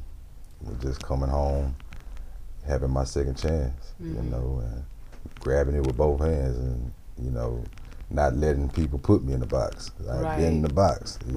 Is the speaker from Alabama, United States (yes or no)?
no; Houston, Texas, United States; I'm from Houston, Texas.